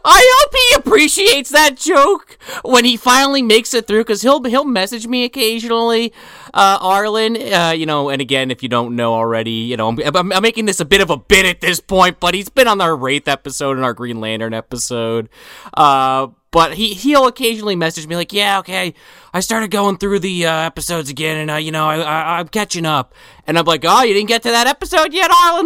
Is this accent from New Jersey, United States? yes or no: yes; Central New Jersey, United States; I'm from Central. Never been to North